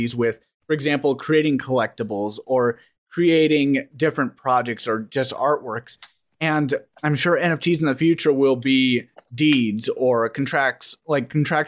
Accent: United States; As an American

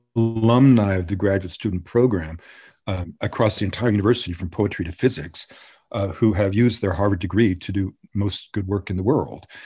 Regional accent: Montreal, Quebec, Canada; moved away; also born or lived in British Columbia / Colombia; when I was a little, little boy, growing up in Montreal during the time of the two solitudes, I grew up in an English community

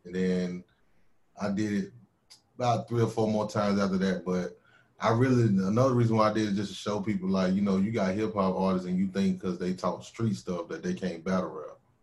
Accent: Winston-Salem, North Carolina, United States; accent: southern drawl; my hometown my hometown winston-salem aka trey folk

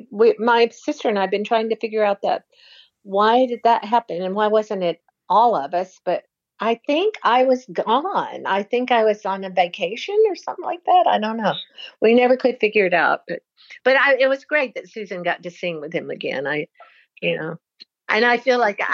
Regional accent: the South, United States; now in Washington, United States; I grew up in the South, and, you know, we had our values.

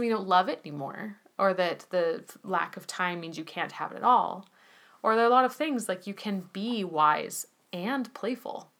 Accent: United States; as an American

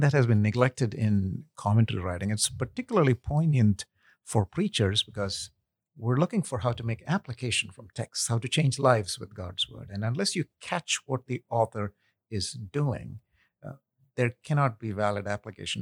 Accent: India; moved away as an adult; also born or lived in Kuwait; now in United States; I'm ethnically Indian, uh, but I was actually born in Kuwait, where my father was working. And when he retired, we moved back to India, lived there for about ten something years, came to the U S for school

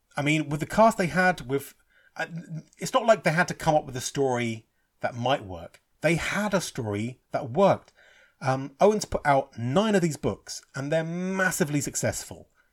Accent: England, United Kingdom; I'm English, you know, I'm Irish, but I'm born and bred in England.

